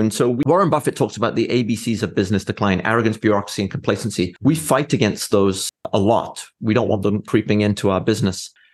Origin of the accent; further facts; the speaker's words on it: Wales, United Kingdom; moved away as an adult; now in Fort Wayne, United States; when I was very young, I grew up in Wales